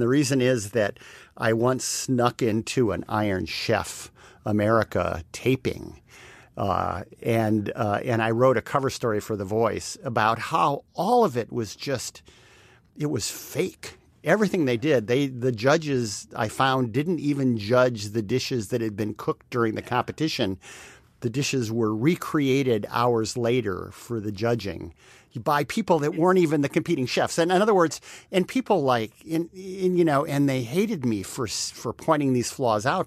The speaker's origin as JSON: {"language": "English", "region": "Texas", "country": "United States", "moved": "yes", "lives_now": "New York City, United States", "said": "a Texan, sometime Texan"}